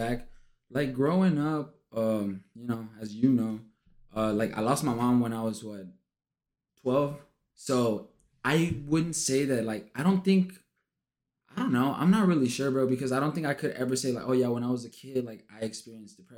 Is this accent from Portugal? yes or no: no; Laredo, Texas, United States; moved away as an adult; also born or lived in Victoria, Texas; now in San Antonio, United States; I'm actually from Laredo. Like, my family lives there